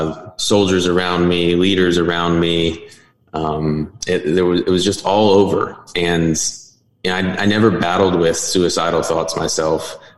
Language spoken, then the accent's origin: English; Northwest Arkansas, United States; moved away as an adult; Northwest Arkansas, my hometown.